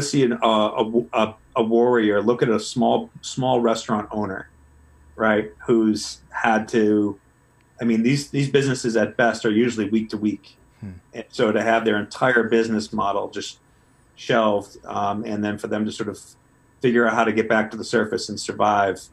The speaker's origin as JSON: {"language": "English", "area": "Cape Cod", "region": "Massachusetts", "country": "United States", "tie": "born or raised there", "said": "I grew up on Cape Cod"}